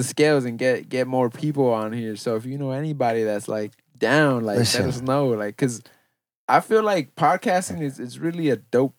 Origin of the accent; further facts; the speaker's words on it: California, United States; I'm born and raised in Cali. I've never even gone to New York.